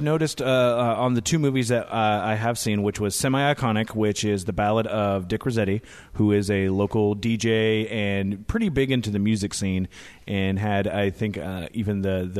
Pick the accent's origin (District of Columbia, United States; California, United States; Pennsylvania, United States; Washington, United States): Washington, United States; University Place; And I grew up in University Place, which was from a family that moved there in the 60s due to military.